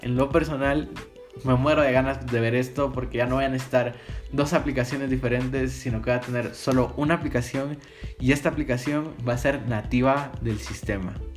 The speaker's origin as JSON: {"language": "Spanish", "country": "Guatemala", "said": "soy de Guatemala"}